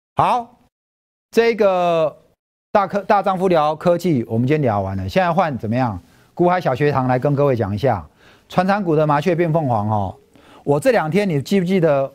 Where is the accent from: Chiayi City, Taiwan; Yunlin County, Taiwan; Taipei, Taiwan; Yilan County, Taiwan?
Taipei, Taiwan; moved away as an adult; now in Hsinchu, Taiwan; …是在夜市长大的，我小时候住合江街